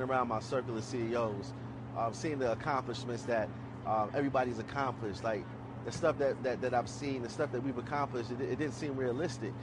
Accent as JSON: {"language": "English", "town": "New York City", "region": "New York", "country": "United States", "tie": "born or raised there", "said": "growing up in Brooklyn, growing up as a black man in America"}